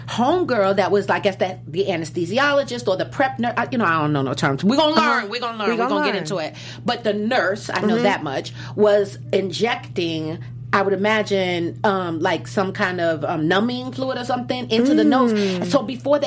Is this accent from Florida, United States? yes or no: no; Washington, District of Columbia, United States; I'm from DC.